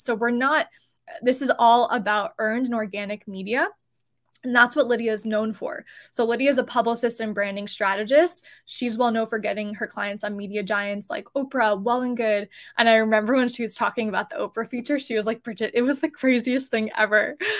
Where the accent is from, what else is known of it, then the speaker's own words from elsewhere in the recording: New Jersey, United States; I am personally New Jersey based, and we are both actually from New Jersey